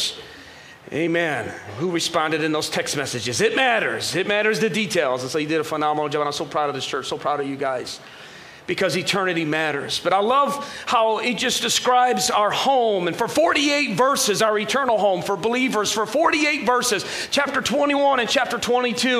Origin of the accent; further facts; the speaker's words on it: Michigan, United States; I'm from Michigan